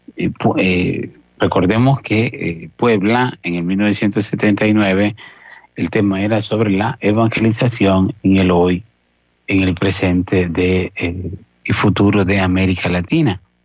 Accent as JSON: {"language": "Spanish", "country": "El Salvador", "tie": "born or raised there", "said": "las peregrinaciones que hacían desde desde mi pueblo hasta un santuario mariano que, que muy conocido, cerca el santuario justamente de la Virgen de Fátima, eh, que existe pues en Cojute, eh, que nosotros hacíamos"}